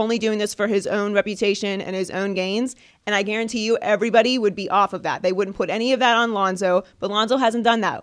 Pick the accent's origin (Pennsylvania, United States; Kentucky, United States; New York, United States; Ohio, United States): Pennsylvania, United States; Pittsburgh; I'm from Pittsburgh